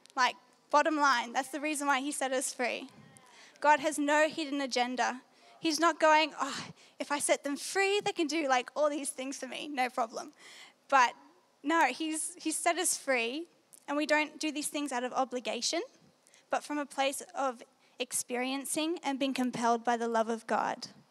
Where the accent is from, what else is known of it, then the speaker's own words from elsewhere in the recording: New South Wales, Australia; So, yes, I'm from New South Wales. Last year, um, I was in year 12 at a Christian school in Maitland.